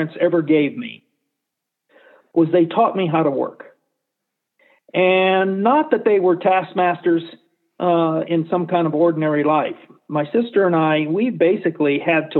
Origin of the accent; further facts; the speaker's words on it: Owens River Ranch, Eastern Sierra, Mono County, California, United States; also born or lived in Los Angeles, California; I grew up mostly on the Alpers Owens River Ranch, which is on the headwaters of the Owens River, about 12 miles from Mammoth Lakes